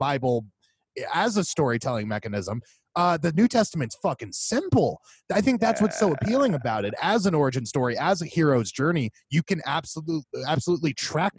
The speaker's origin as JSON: {"language": "English", "town": "Tampa", "region": "Florida", "country": "United States", "moved": "yes", "said": "we are from Tampa. We still have 813 numbers, even though we are so far from the 813 area code"}